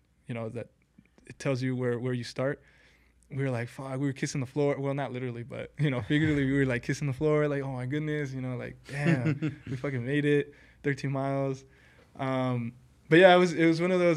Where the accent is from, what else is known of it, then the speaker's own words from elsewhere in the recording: Southern California, United States; we're from Cali, you know, a couple of Cali people, SoCal Cali people